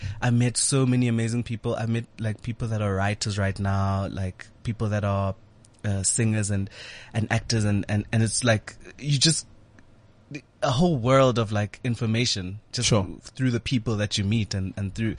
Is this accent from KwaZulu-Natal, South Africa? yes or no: no; Vosloorus, Gauteng, South Africa; also born or lived in Johannesburg; I grew up in Vosloorus.